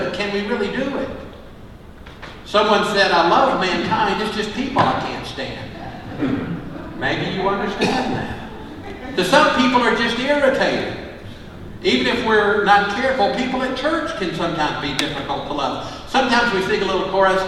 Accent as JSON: {"language": "English", "region": "Mississippi", "country": "United States", "tie": "born or raised there", "moved": "as an adult", "lives_now": "Indiana, United States", "said": "I vividly remember in Mississippi being with my father and a black man named Ray Yarbrough"}